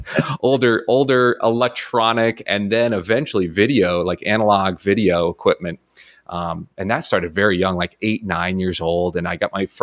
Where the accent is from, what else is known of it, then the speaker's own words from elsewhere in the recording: Wyckoff, New Jersey, United States; moved away; I grew up north there in New Jersey